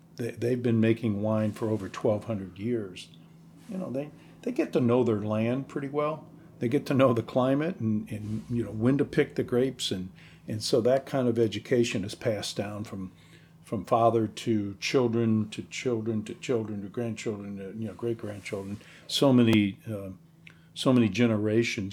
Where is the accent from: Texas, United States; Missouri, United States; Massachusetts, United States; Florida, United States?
Missouri, United States; moved away; I'm from Missouri originally